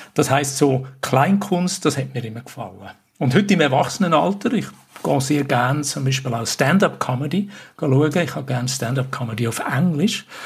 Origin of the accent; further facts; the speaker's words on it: Switzerland; bei uns in der Schweiz